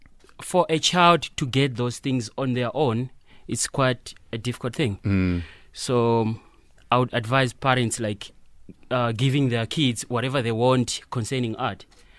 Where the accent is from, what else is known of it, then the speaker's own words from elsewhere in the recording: Malawi; now in Johannesburg, South Africa; Originally, I'm from Malawi.